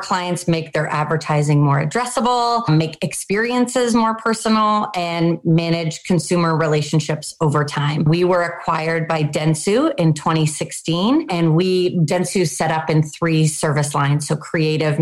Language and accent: English; Canada; also born or lived in Pittsburgh, United States; now in United States; I grew up in Canada. I moved to the US. I work in Pittsburgh now